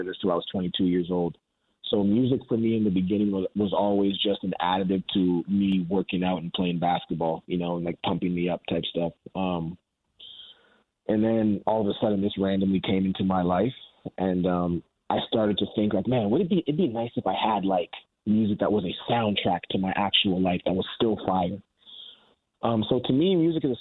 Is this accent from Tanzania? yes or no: no; Canada; being a Canadian